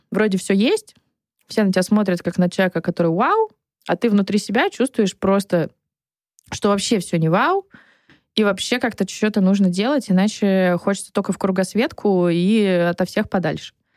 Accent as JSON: {"language": "Russian", "region": "Saint Petersburg", "country": "Russia", "also_born_or_lived": "Moscow", "moved": "yes", "said": "Я из Петербурга"}